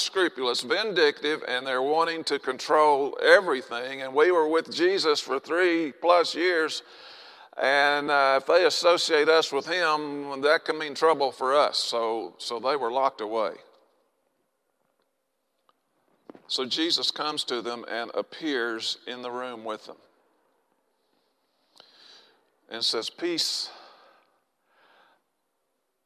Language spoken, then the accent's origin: English; Arkansas, United States; I'm from Arkansas